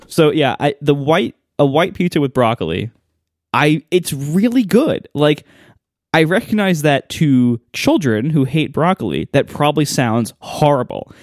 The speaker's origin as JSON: {"language": "English", "region": "Ohio", "country": "United States", "tie": "born or raised there", "moved": "yes", "said": "growing up in Ohio"}